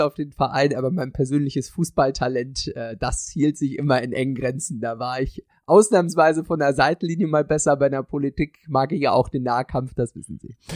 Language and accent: German; Torgelow, Mecklenburg-Vorpommern, Germany; also born or lived in Ueckermünde; in meiner kleinen, bescheidenen Stadt, in der ich aufgewachsen bin, in Torgelow